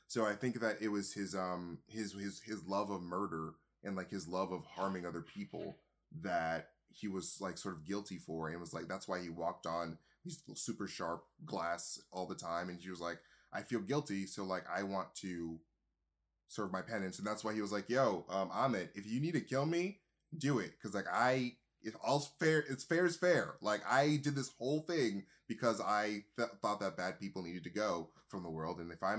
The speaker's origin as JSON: {"language": "English", "region": "Wyoming", "country": "United States", "said": "I'm from Wyoming."}